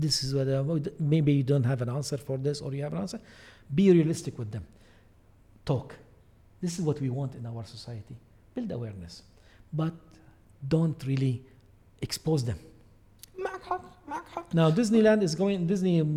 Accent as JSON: {"language": "English", "country": "Bahrain", "said": "I'm from Bahrain"}